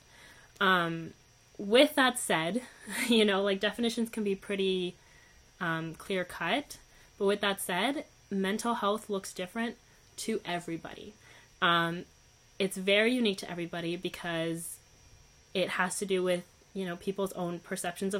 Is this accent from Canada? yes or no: yes; Canada; also born or lived in Uruguay; I wasn't born in Canada. I was born in Uruguay. But I was 2 years old